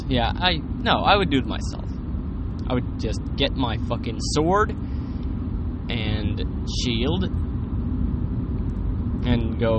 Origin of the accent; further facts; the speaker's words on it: Sweden; English is a second language; Sorry, I'm from Sweden and I don't speak English that often anymore